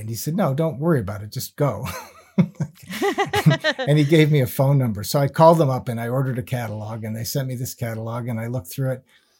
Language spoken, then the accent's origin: English; East Granby, Connecticut, United States; also born or lived in South Windsor, Connecticut; who I grew up with in East Granby, Connecticut, before we moved to South Windsor. And we hadn't seen each other since I moved away from East Granby.